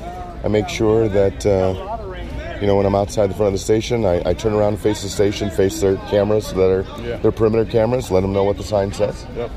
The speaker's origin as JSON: {"language": "English", "town": "Davenport", "region": "Iowa", "country": "United States", "said": "I'm from Davenport, Iowa."}